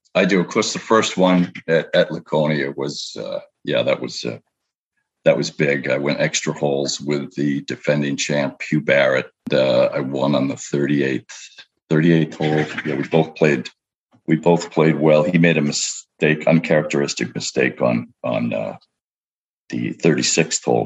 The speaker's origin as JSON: {"language": "English", "town": "Portland", "region": "Maine", "country": "United States", "tie": "born or raised there", "moved": "yes", "lives_now": "New Hampshire, United States", "said": "I grew up in Portland, Maine"}